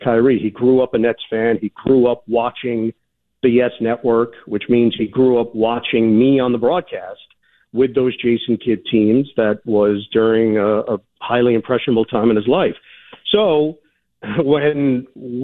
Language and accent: English; United States; I am an American